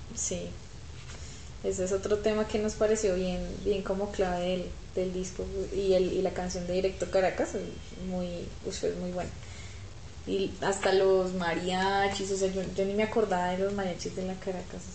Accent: Armenia, Quindío, Colombia; now in Bogotá, Colombia; yo soy de Armenia, pero en Bogotá siempre he vivido en Chapinero

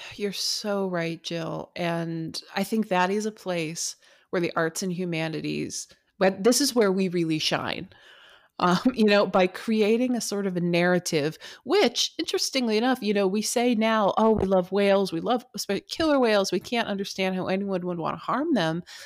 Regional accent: United States; also born or lived in California / Puget Sound, Washington; I grew up on the West Coast in California and here in Puget Sound near Seattle

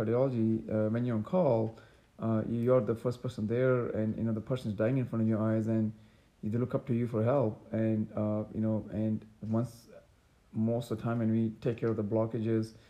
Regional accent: Pakistan; moved away as an adult; also born or lived in New York City, United States; now in Dallas, United States; I grew up in Pakistan

